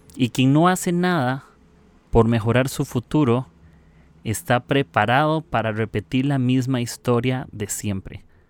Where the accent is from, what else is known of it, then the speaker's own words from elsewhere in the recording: Costa Rica; soy de Costa Rica